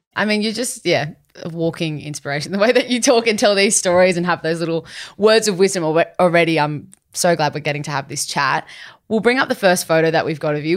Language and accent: English; Sydney, New South Wales, Australia; I'm born and raised in Sydney myself